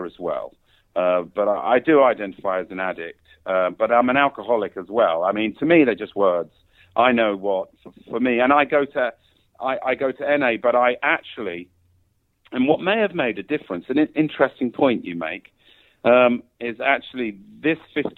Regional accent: London, United Kingdom; moved away as an adult; now in Thailand; I'm from England, London, England

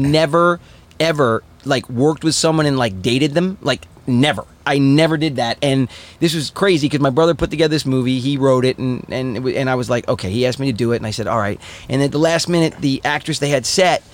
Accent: East Coast, United States; I'm from East Coast

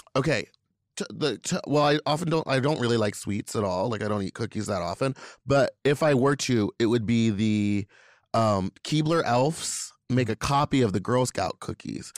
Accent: Louisiana, United States; I'm from Louisiana

